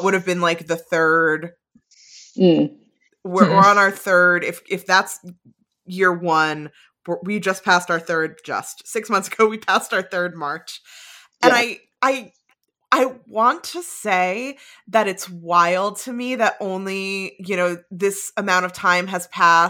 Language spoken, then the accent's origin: English; New Jersey, United States; moved away as an adult; also born or lived in New York City area; now in Boston area, United States; I grew up in New Jersey